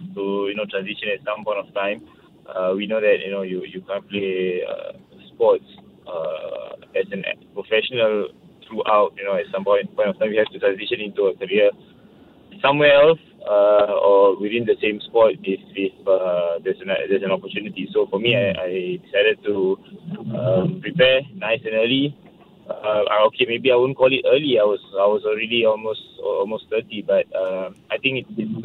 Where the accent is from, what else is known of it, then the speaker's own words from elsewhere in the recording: Singapore; as a Singaporean